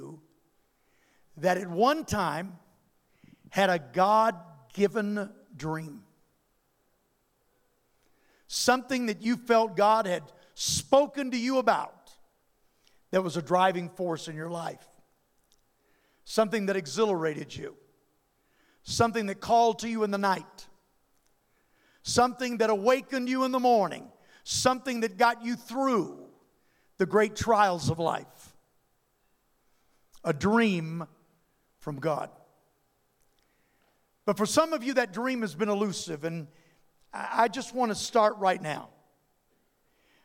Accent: Louisiana, United States; I come from Louisiana, and there ain't no place like Louisiana

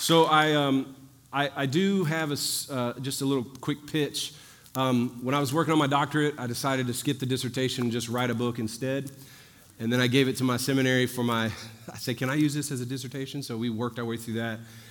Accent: New Orleans, Louisiana, United States; I'm from New Orleans, the other end of the Mississippi River

